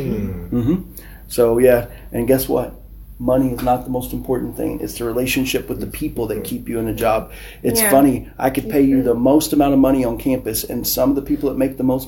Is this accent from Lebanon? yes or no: no; United States; moved away as an adult; now in Nigeria; I'm American.